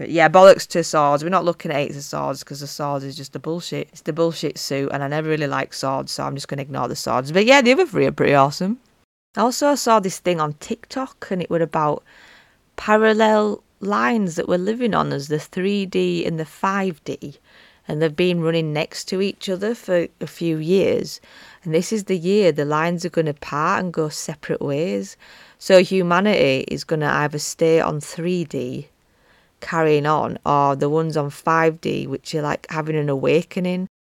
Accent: Yorkshire and the Humber, United Kingdom; accent: Yorkshire; my Yorkshire accent

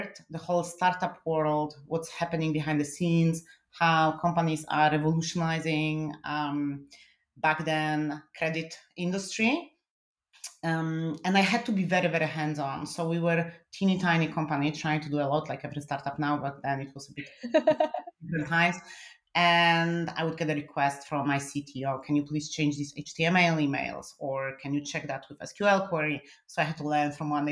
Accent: Poland; English is a second language; now in Germany; I'm originally from Poland

